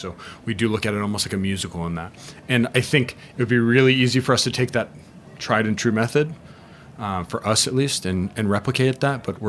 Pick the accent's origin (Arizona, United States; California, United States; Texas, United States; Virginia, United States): Arizona, United States; also born or lived in Denmark; now in Austin, United States; I'm from Arizona.